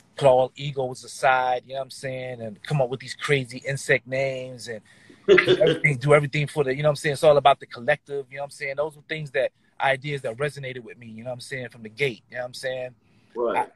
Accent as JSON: {"language": "English", "town": "Philadelphia", "region": "Pennsylvania", "country": "United States", "tie": "born or raised there", "said": "I was born and raised in Philadelphia"}